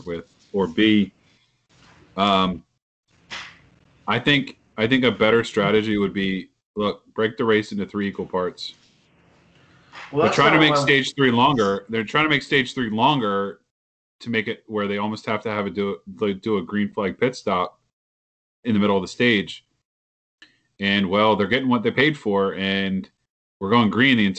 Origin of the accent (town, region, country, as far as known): the South, United States